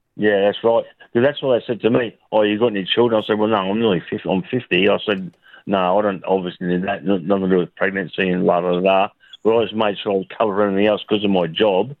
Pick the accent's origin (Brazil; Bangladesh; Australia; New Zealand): Australia; Brisbane, Queensland; also born or lived in Albury; I was born in Albury, but I came to Brisbane when I was 22 months old.